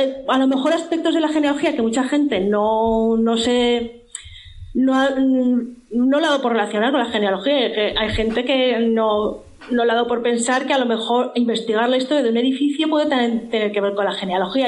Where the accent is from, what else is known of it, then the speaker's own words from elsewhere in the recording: Zaragoza, Aragon, Spain; yo soy de Zaragoza